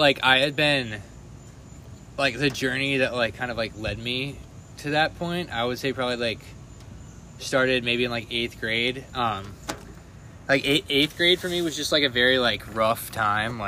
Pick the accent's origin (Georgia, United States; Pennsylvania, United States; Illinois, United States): Georgia, United States; Atlanta; I'm from Atlanta, Georgia